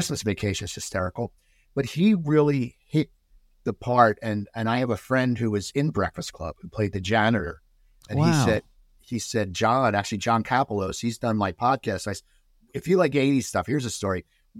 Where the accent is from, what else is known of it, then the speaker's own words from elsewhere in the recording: East Coast, United States; Now, given I grew up on the East Coast, Valley Girl took on the West Coast.